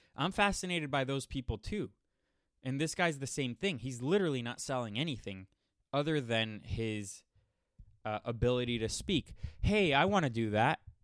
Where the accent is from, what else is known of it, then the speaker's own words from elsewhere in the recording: Miami, Florida, United States; I grew up in Miami, Miami, Florida